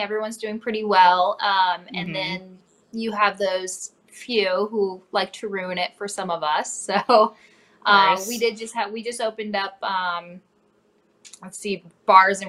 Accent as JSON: {"language": "English", "region": "North Dakota", "country": "United States", "tie": "born or raised there", "moved": "yes", "lives_now": "Cincinnati, United States", "said": "I grew up in North Dakota originally, a small town an hour north of Fargo"}